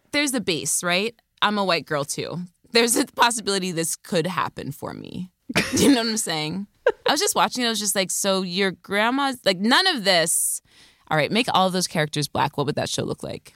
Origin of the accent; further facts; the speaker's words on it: near Scranton, Pennsylvania, United States; I grew up near Scranton.